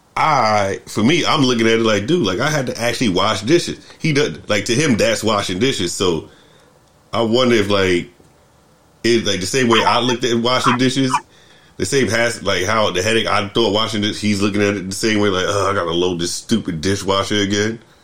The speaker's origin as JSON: {"language": "English", "country": "United States", "tie": "born or raised there", "also_born_or_lived": "New York", "moved": "yes", "said": "growing up in America"}